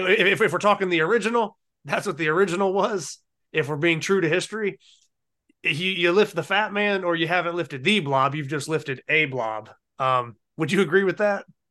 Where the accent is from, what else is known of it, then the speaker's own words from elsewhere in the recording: Ohio, United States; now in North Carolina, United States; I'm originally from Ohio